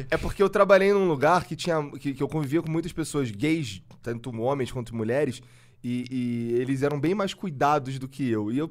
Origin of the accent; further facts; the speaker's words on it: Rio de Janeiro, Brazil; eu sou carioca.